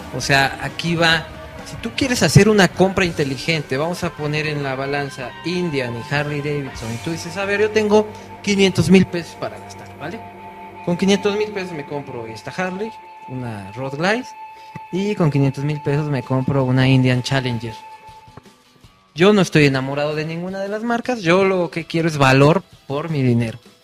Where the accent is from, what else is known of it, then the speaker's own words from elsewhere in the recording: Tlaxcala, Mexico; yo soy de Tlaxcala, si existe Tlaxcala